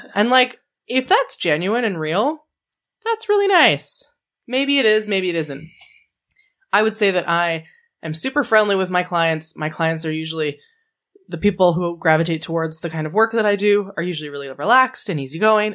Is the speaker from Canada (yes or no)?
yes; Canada; 'cause we're all Canadian.